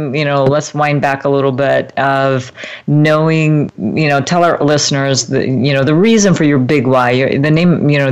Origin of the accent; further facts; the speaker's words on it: United States; I'm from Eastern European descent as well, but I was born in America